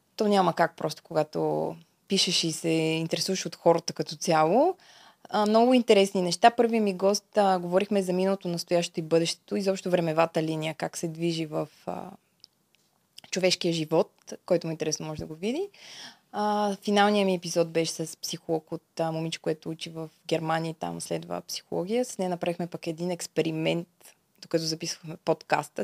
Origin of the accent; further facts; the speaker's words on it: Bulgaria; also born or lived in Czech Republic; съм от България